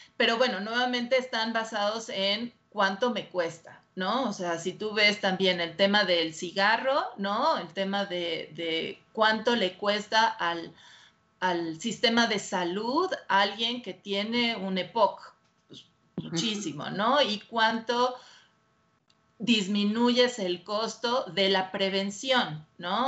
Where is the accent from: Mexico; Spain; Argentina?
Mexico; soy la única mexicana que está certificada